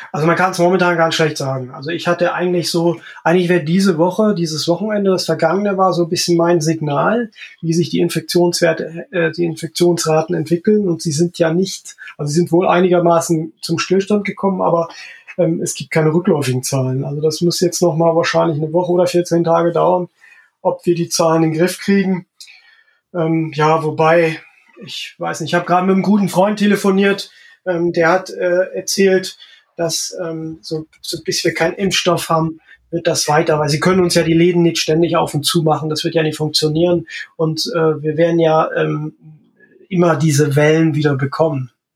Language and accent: German; Nossen, Saxony, Germany; born or raised there; also born or lived in Freital; now in Horumersiel, Germany